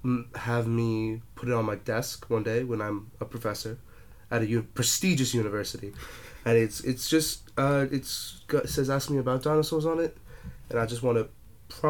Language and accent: English; Canada; moved away as an adult; now in Australia; I was moving to Australia because I'm Canadian.